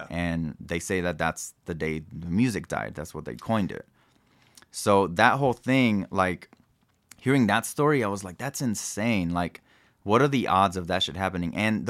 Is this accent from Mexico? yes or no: yes; Mexico; And just growing up in Mexico, like my uncles or like my godmother's dad, like they were part of like trios and mariachi.